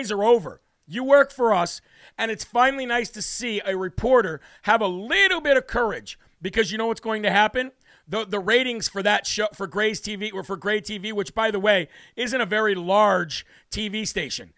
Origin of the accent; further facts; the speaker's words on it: United States; I am an American.